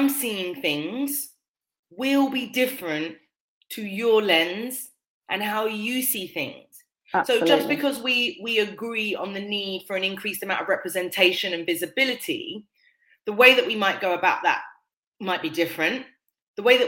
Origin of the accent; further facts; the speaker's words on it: United Kingdom; I'm of West Indian heritage, but I'm born and raised in Britain